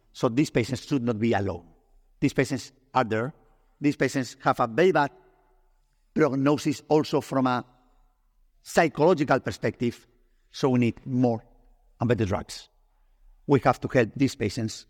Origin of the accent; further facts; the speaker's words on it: Spain; English is a second language; I'm Spanish, I'm not English